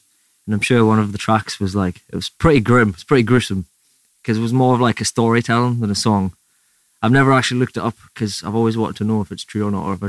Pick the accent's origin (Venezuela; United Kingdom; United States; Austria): United Kingdom; Berwick-upon-Tweed, North East England; I grew up in a little town called Berwick-upon-Tweed.